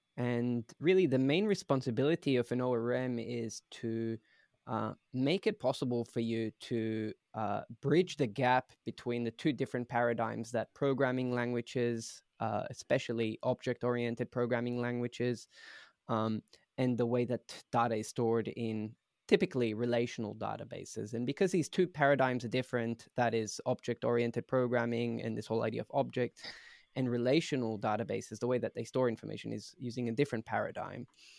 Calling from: Berlin, Germany; So I'm joining from Berlin, Germany, where Prisma originally started.

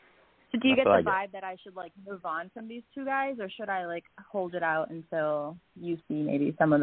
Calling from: Tampa, Florida, United States; I'm calling from Tampa, Florida.

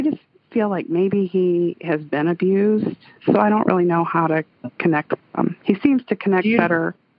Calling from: McMinnville, Tennessee, United States; I'm calling from Tennessee, around Nashville.

